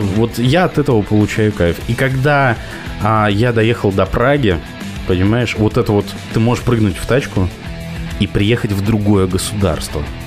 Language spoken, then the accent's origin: Russian; Kamchatka Krai, Russia; now in Moscow, Russia; я вырос на Камчатке.